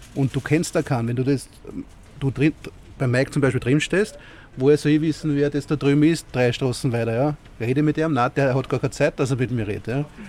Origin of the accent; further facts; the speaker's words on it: Gänserndorf, Lower Austria, Austria; ich bin aus Gensendorf, ja, und wir haben 10 Kebab in der Ortschaft